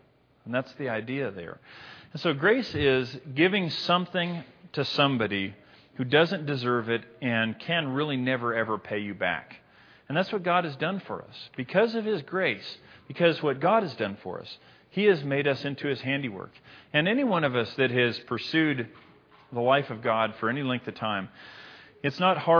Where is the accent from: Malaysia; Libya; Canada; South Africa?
Libya; I said, fellas, no, I'm from Libya. I can't rock mint green.